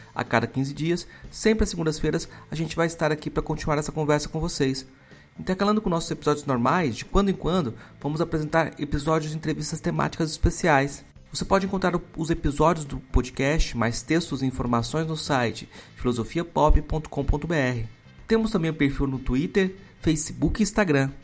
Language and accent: Portuguese; Jataí, Goiás, Brazil; eu cresci, é, aqui em, em Jataí, Goiás